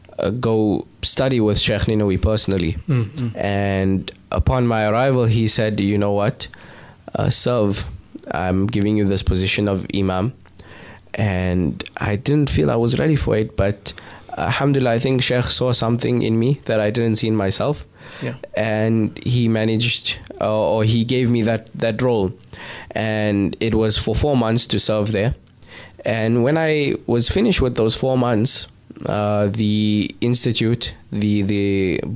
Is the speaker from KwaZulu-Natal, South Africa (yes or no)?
no; Pretoria, Gauteng, South Africa; moved away as an adult; also born or lived in Amman, Jordan / Atlanta / Cape Town; I was born and raised in Pretoria, South Africa, hailing from Lodium